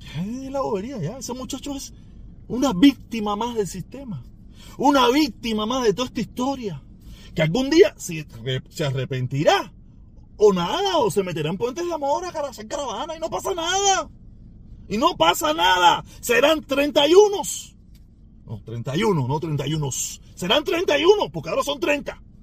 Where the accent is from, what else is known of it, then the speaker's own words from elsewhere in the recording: Cuba; also born or lived in Miami-Dade County, Florida; now in Miami, United States; El condado Miami-Dade que mayoritariamente somos cubanos